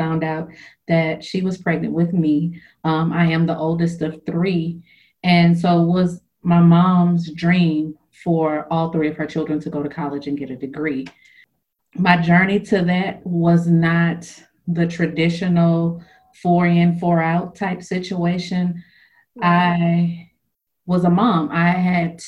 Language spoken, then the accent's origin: English; Louisiana, United States; moved away as an adult; also born or lived in Las Vegas; now in Texas, United States; I am born and raised in Louisiana